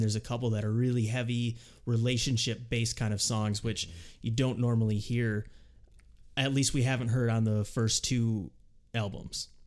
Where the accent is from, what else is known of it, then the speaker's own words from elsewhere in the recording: Rochester, United States; growing up in Rochester